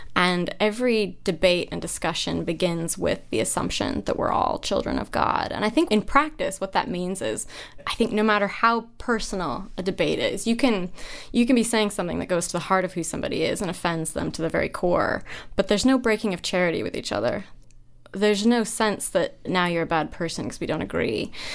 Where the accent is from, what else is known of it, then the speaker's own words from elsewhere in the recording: Idaho, United States; moved away; also born or lived in Cambridge; my hometown had 200 people in it. It's this extremely isolated farming community in Idaho.